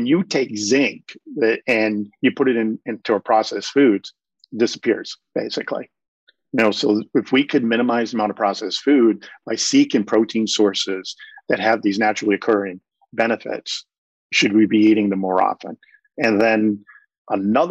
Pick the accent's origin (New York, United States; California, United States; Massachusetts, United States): Massachusetts, United States; Cape Cod; I grew up on Cape Cod